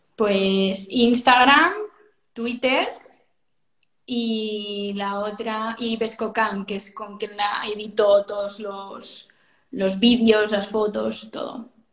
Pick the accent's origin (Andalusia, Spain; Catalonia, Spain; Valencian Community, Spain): Catalonia, Spain; Sant Cugat del Vallès; now in Barcelona, Spain; yo de San Cugat, ¿eh? Ahora vivo en Barcelona, pero soy de San Cugat